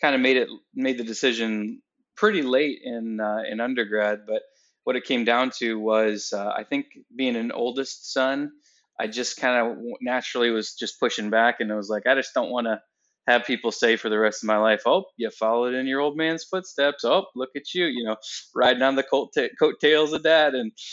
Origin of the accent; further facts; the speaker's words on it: Waterville, Ohio, United States; also born or lived in Georgia; I actually live and work right now in the same place that I was born, which is Waterville, Ohio. Born here